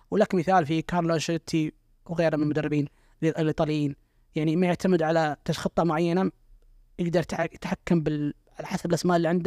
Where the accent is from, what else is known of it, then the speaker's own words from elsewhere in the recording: Saudi Arabia; معروف عنا احنا كسعوديين اننا جمهور فاهمين كره